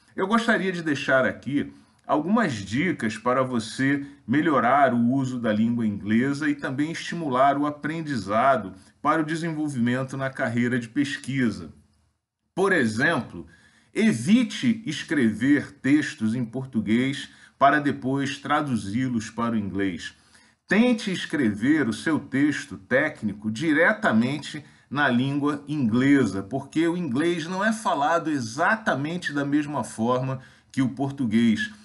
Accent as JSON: {"language": "Portuguese", "country": "Brazil", "said": "nós, brasileiros, em geral, falamos muito mal as línguas estrangeiras"}